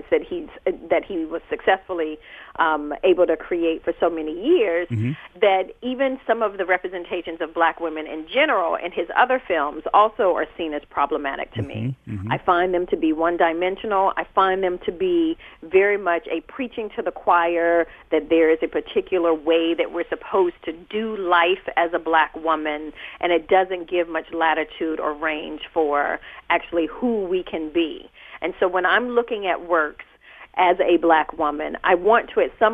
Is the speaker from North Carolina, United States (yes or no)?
yes; North Carolina, United States; moved away; I'm originally from North Carolina